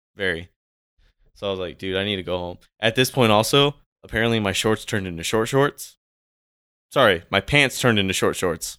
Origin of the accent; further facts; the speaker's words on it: California, United States; now in Washington, United States; I'm from California.